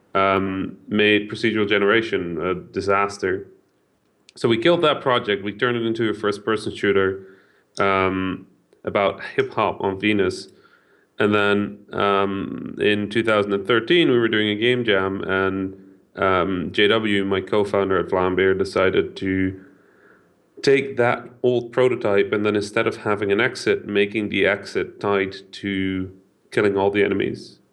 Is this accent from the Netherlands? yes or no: yes; Netherlands; first language Dutch; English is a second language; I'm half Dutch, half Egyptian. I was born in the Netherlands